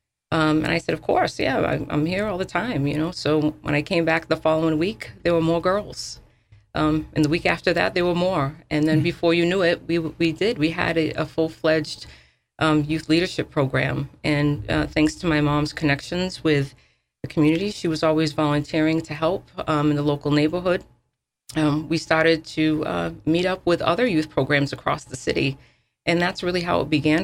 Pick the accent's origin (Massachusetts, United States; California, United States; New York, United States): Massachusetts, United States; New Bedford; moved away as an adult; I grew up in United Front Homes